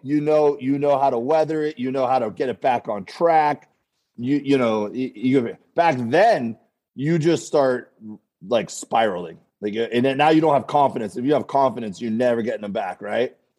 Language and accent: English; Florida, United States; now in Los Angeles, United States; we're both from Florida originally